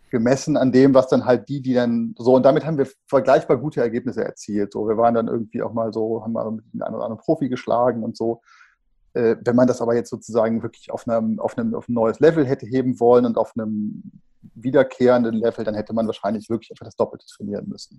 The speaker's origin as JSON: {"language": "German", "area": "Bergisches Land, 30 km outside Cologne", "region": "North Rhine-Westphalia", "country": "Germany", "tie": "born or raised there", "said": "30 Kilometer außerhalb von Köln, sind wir groß geworden im Bergischen Land"}